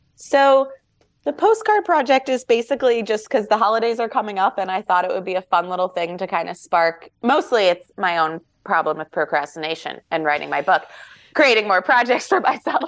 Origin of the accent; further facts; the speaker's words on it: New York, United States; we're from New York